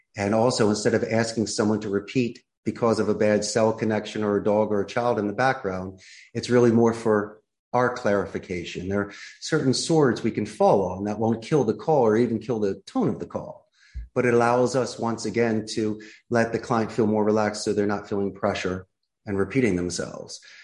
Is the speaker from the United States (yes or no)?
yes; Philadelphia, Pennsylvania, United States; moved away as an adult; now in Costa Rica; I'm originally from Philadelphia, and at 27 years old, I threw my hat in the ring and took a risk and moved abroad and started my life here in Costa Rica